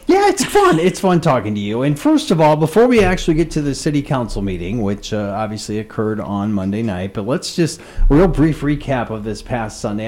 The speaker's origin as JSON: {"language": "English", "town": "Spencer", "region": "Iowa", "country": "United States", "tie": "born or raised there", "moved": "yes", "lives_now": "Red Wing, United States", "said": "my hometown of Spencer, Iowa"}